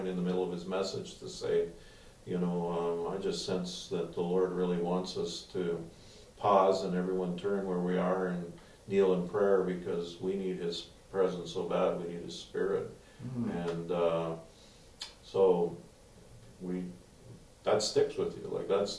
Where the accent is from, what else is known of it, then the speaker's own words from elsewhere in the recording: Edmonton, Alberta, Canada; I was born and raised in Edmonton